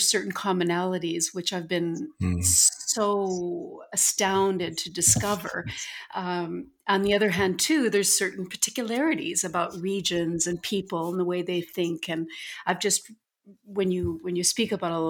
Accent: St. Albert, Alberta, Canada; moved away; St. Albert, my hometown, where I grew up

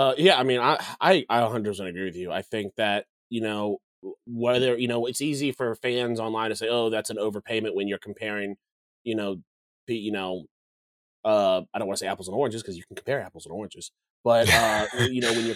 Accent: United States; I'm American.

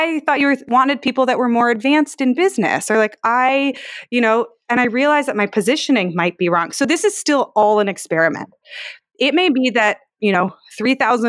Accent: Palo Alto, California, United States; I'm from Palo Alto

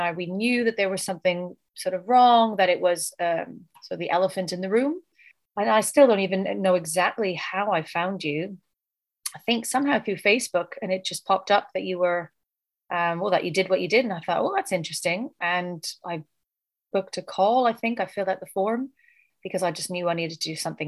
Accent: Canada; now in United Kingdom; living in the UK, but I'm originally from Canada.

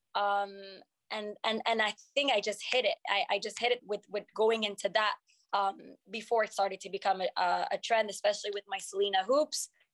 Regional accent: Montreal, Quebec, Canada; first language French; English is a second language; moved away as an adult; also born or lived in Morocco (family); now in United States; I'm from here, from Montreal, but my first language is French

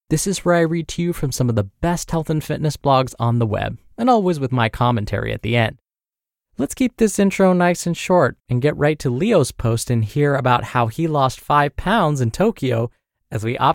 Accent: Guam; Seriously, in America, including my home country of Guam, you could walk around and half, if not most, of the people you see will be at least a little overweight

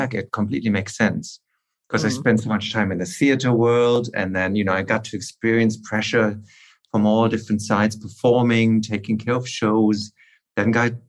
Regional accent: Aachen, North Rhine-Westphalia, Germany; I'm from a town called Aachen, which is wedged in between Holland and Belgium.

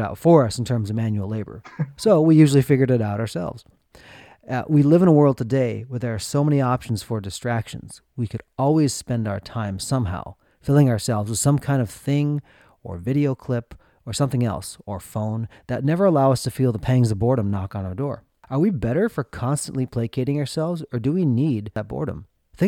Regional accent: Minnesota, United States; growing up in Minnesota

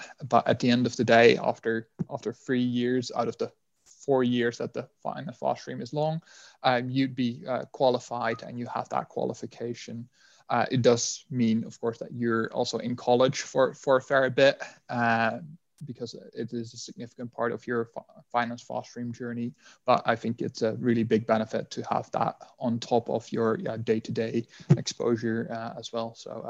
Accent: Netherlands; English is a second language; now in United Kingdom; I mean, as you'd be able to tell by my accent, I'm not from the UK originally. I'm from the Netherlands.

